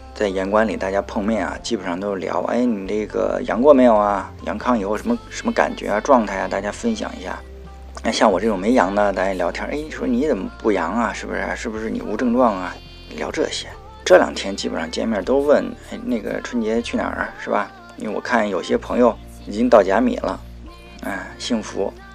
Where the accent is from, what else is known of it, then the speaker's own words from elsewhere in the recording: northern China, China; now in Beijing, China; 我是北方人